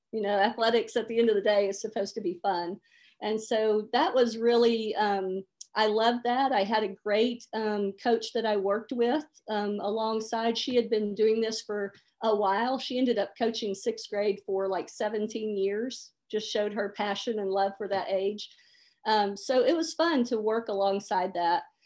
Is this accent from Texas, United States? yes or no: no; Memphis, Tennessee, United States; moved away as an adult; I grew up in Memphis, Tennessee